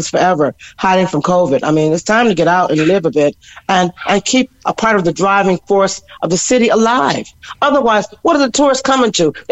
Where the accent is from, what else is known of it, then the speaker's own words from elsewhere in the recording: Cork, Munster, Ireland; born there; born, born. I was born in Cork. My musical life was born in Cork.